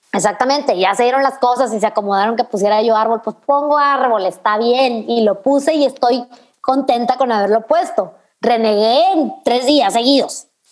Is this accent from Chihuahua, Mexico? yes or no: yes; Chihuahua, Mexico; soy de Chihuahua, en Chihuahua hace un frío en la noche espantoso